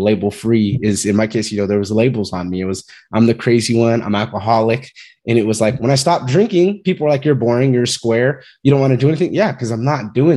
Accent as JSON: {"language": "English", "town": "Fresno", "region": "California", "country": "United States", "moved": "yes", "said": "I'm from Fresno, California, originally"}